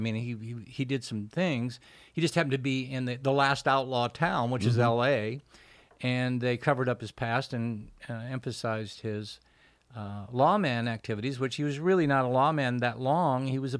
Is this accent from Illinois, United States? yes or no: no; Iowa, United States; born there; I was born in Iowa.